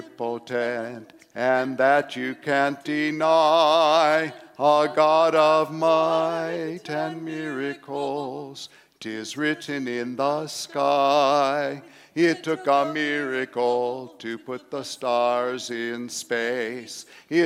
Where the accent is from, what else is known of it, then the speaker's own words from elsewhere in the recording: Cleveland, Ohio, United States; moved away as an adult; now in Japan; I was born and raised in Cleveland, Ohio, Rainbow Babies and Children.